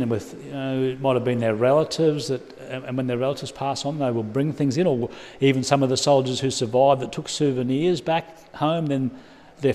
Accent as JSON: {"language": "English", "town": "Sunshine Coast", "region": "Queensland", "country": "Australia", "said": "the Sunshine Coast in Queensland, Australia, which is where I come from"}